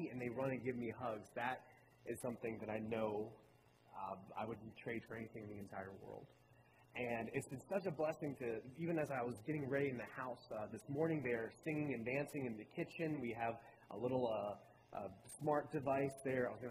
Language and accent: English; Baltimore, Maryland, United States; moved away as an adult; also born or lived in North Carolina; now in Roanoke Rapids, United States; I'm originally from Baltimore, Maryland. My family, I was born and raised in Maryland, and when I was 18 years old, I left